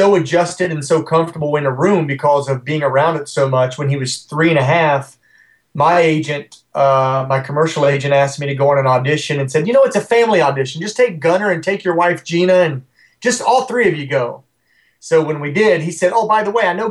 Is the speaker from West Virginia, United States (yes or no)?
yes; West Virginia, United States; Not my hometown, but my home state of West Virginia